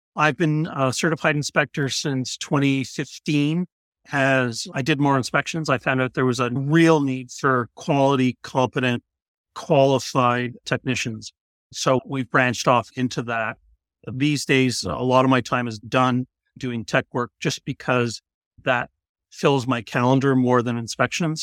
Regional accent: Canada; we're Canadian

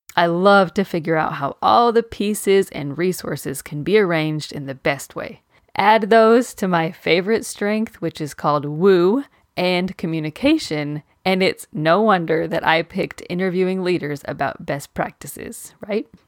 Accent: Maine, United States; I was born in Maine

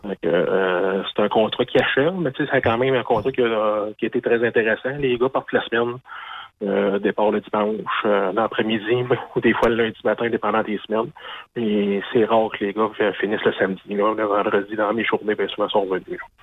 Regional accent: Lorrainville, Quebec, Canada; je suis de Lorainville

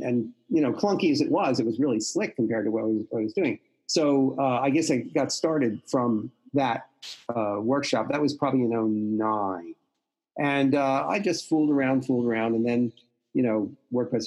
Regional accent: Philadelphia, Pennsylvania, United States; also born or lived in New York / Boston; I've only lived in Philly. I grew up in Mount Airy, West Mount Airy.

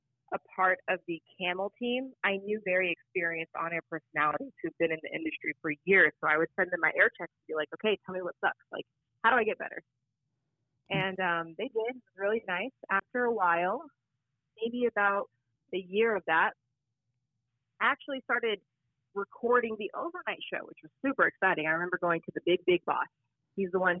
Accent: Phoenix, Arizona, United States; I'm from Phoenix. I'm born and raised here

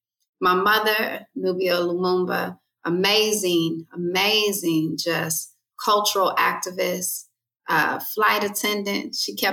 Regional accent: the South, United States; I grew up in the South

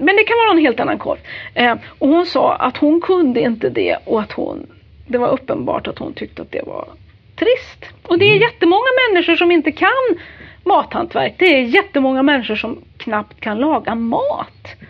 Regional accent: Värmland, Sweden; jag är ju värmlänning

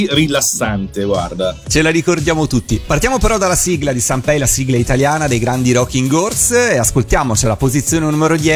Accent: Busto Arsizio, Lombardy, Italy; sono nato, cresciuto a Busto

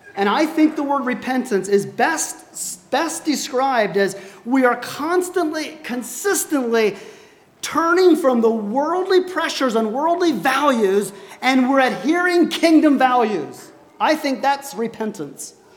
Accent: United States; I'm an American

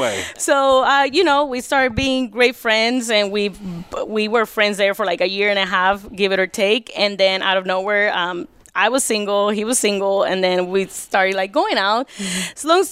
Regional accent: Puerto Rico; now in United States; Puerto Rico, born and raised Puerto Rico

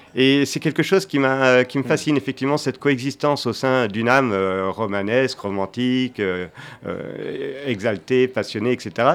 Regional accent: Angers, Pays de la Loire, France; je viens d'Angers

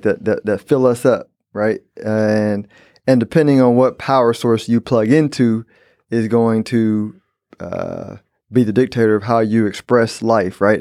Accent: Houston, Texas, United States; I'm from Houston, born and raised.

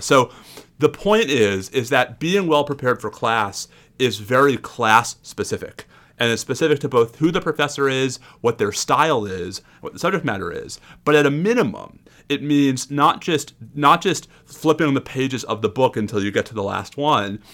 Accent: New York, United States; a New Yorker

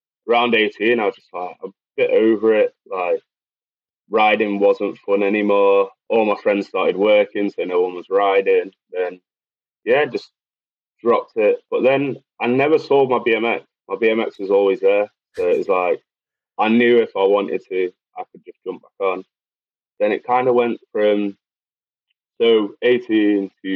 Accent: Macclesfield, North West England, United Kingdom; also born or lived in Manchester; So Macclesfield, born and bred. I've actually moved back to Macclesfield on the end of December.

